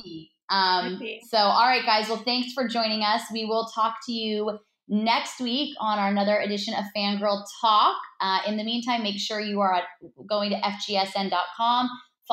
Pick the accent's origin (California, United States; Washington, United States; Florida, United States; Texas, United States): California, United States; Los Angeles; I was born and raised in Los Angeles